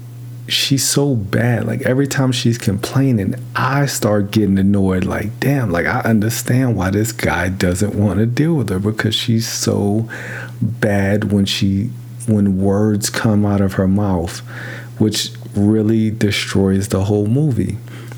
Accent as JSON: {"language": "English", "town": "New York City", "region": "New York", "country": "United States", "tie": "born or raised there", "said": "I grew up in New York City"}